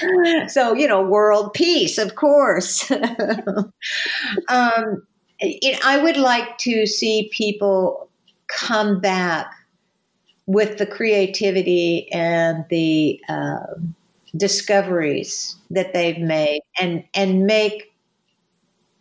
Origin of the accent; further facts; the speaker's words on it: California, United States; So I am a person from the United States and a person from California